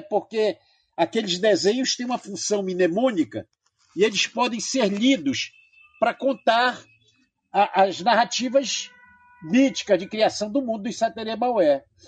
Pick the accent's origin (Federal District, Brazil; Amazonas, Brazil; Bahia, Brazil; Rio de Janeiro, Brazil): Amazonas, Brazil; porque eu sou amazonense.